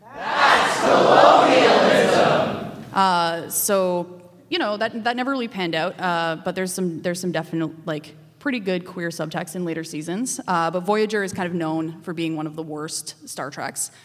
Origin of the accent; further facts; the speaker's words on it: Calgary, Alberta, Canada; now in Montreal, Canada; I'm from Calgary originally, Treaty 7